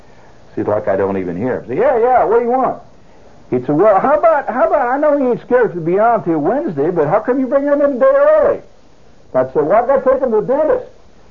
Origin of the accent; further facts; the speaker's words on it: Chicago, Illinois, United States; I'm from Chicago.